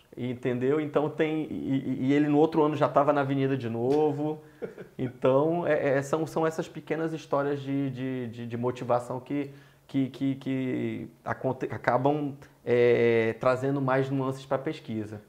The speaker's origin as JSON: {"language": "Portuguese", "region": "Ceará", "country": "Brazil", "moved": "as an adult", "lives_now": "Rio de Janeiro, Brazil", "said": "desde que eu cheguei ao Rio, sou cearense"}